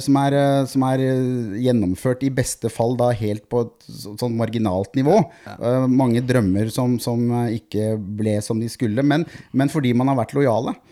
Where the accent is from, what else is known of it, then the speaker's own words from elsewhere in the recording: Norway; som nordmann